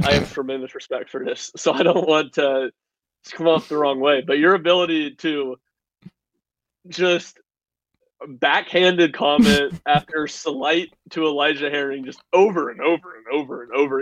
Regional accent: South Carolina, United States; Very South Carolina. I grew up in South Carolina

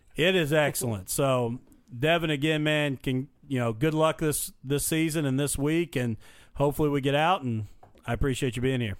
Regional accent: Mitchell, Indiana, United States; my hometown in Mitchell

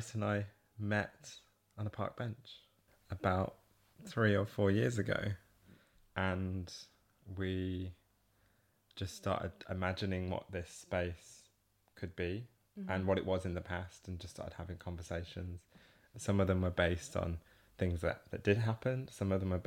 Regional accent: Burton-on-Trent, West Midlands, United Kingdom; I was from Burton-on-Trent, which is, you know, 30 miles away

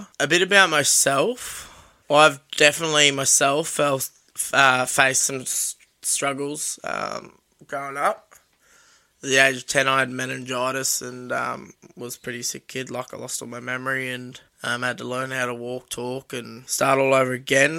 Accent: Sunshine Coast, Queensland, Australia; where I grew up on the Sunshine Coast

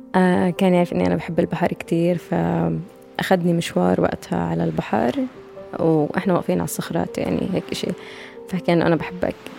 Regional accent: Ramallah, West Bank, Palestine; انا من رام الله

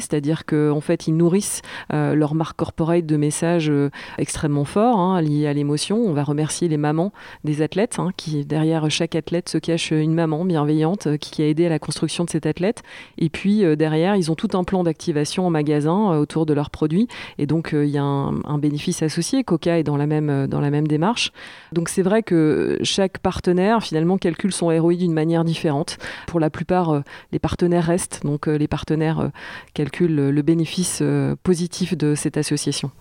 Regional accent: Jura, Bourgogne-Franche-Comté, France; j'ai grandi, euh, j'ai grandi dans le Jura

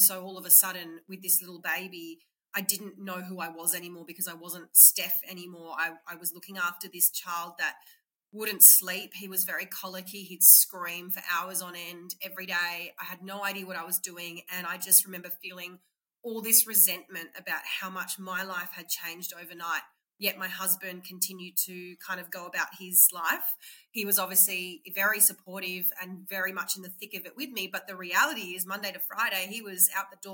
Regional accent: Sydney, New South Wales, Australia; moved away as an adult; also born or lived in Rockhampton, Queensland; I grew up in Sydney. I'm a Sydney girl.

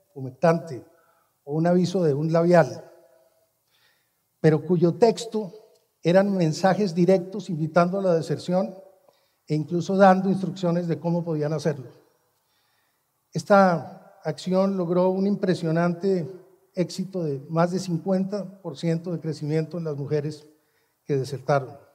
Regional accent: Colombia; mi país, Colombia

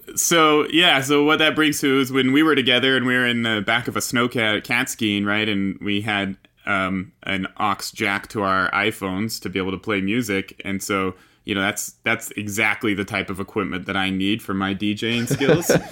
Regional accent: Utah, United States; I grew up here in Utah, in the mountains of Utah

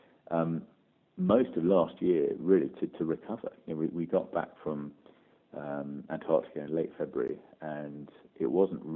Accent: West Country, Devon and Somerset, South West England, United Kingdom; I grew up in the West Country, you know, Devon and Somerset

